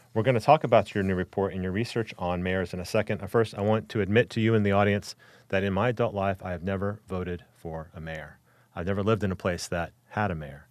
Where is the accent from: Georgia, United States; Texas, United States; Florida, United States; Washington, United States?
Texas, United States; Dallas; when I was a kid, I grew up in Dallas, Texas.